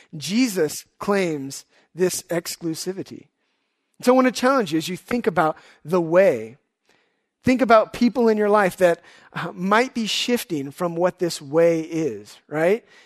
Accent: Houston, Texas, United States; also born or lived in Dallas; I grew up in Houston

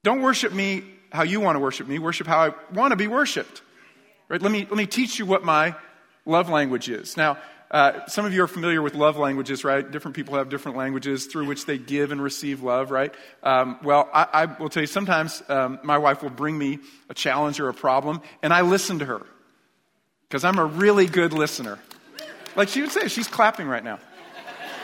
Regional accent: New York, United States; moved away; I was raised in New York

